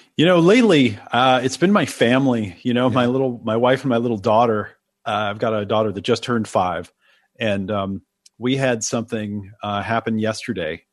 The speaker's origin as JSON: {"language": "English", "region": "Oregon", "country": "United States", "tie": "born or raised there", "also_born_or_lived": "New York", "said": "I was born in New York and they didn't want me to grow up in the city. So they moved to Oregon."}